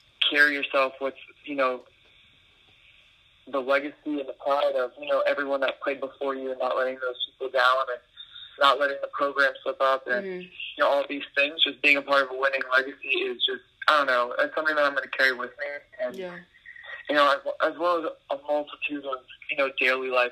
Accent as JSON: {"language": "English", "town": "New Orleans", "region": "Louisiana", "country": "United States", "said": "I'm from New Orleans"}